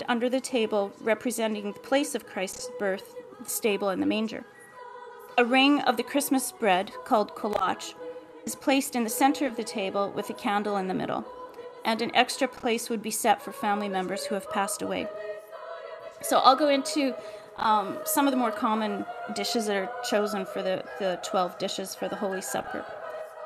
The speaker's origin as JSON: {"language": "English", "country": "Canada", "tie": "born or raised there", "said": "I was born in Canada, but my ancestry is Ukrainian"}